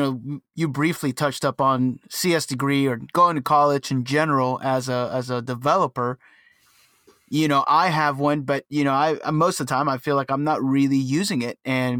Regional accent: Cuba; now in United States; I was born in Cuba. So very different world.

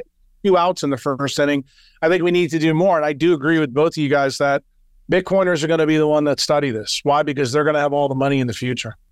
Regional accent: United States; moved away as an adult; now in El Salvador

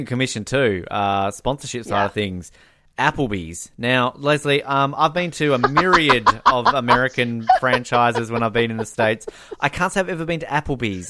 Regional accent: Tasmania, Australia; Tasmania on it, the state where I'm from

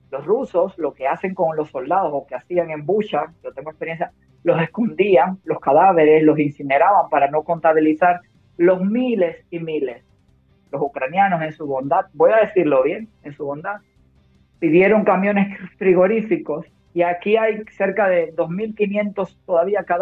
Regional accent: Cuba; born there; yo soy las dos. Yo nací en Cuba, pero mi padre es catalán. Por lo tanto, me siento tan orgullosamente cubana como española.

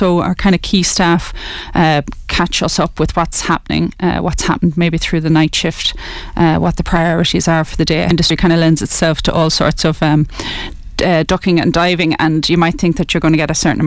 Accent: Kilkenny, Leinster, Ireland; also born or lived in Letterkenny, Donegal, Ireland; Moved to Kilkenny when I was 9

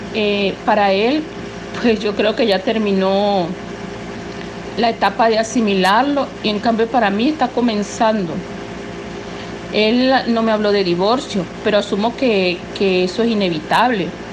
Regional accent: Venezuela; yo soy venezolana, tengo 61 años y estoy residenciada en Venezuela

